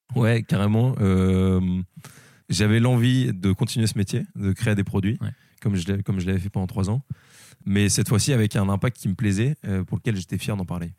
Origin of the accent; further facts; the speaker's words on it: Lille, Hauts-de-France, France; moved away; je suis originaire de Lille, mais j'ai bougé un peu